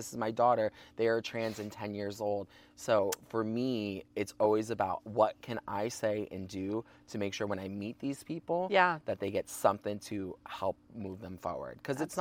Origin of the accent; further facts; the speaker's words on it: Ohio, United States; moved away; also born or lived in Sleepy Hollow, New York; I grew up in Ohio, a Midwest country, I mean, state